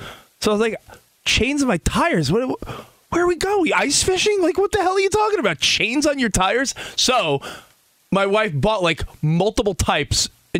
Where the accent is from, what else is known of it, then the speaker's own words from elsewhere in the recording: East Coast, United States; moved away; I'm from the East Coast originally, so I grew up seeing snow.